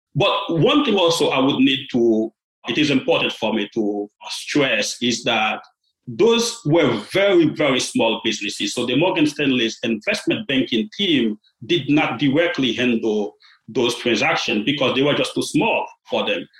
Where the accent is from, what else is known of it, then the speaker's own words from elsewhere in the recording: Port-au-Prince, Ouest, Haiti; moved away; I was born in Haiti. I grew up in a small and modest family in Port-au-Prince.